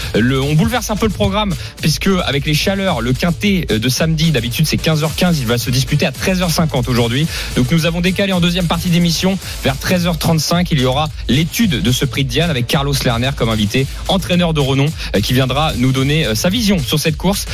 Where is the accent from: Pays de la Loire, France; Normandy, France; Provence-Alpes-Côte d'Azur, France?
Normandy, France; je suis normand